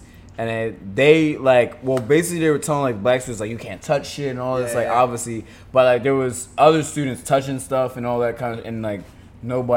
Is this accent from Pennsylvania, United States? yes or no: yes; Philadelphia, Pennsylvania, United States; I grew up in Philly